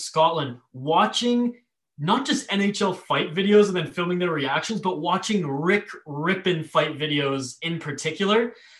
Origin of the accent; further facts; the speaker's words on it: Vancouver Island, British Columbia, Canada; moved away; also born or lived in Minnesota; I'm from the West Coast, Vancouver Island.